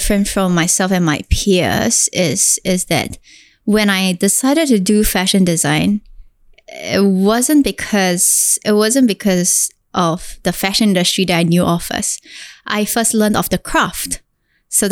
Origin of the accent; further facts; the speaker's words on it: Singapore; I am this Singaporean girl that has gone through the most difficult childhood growing up.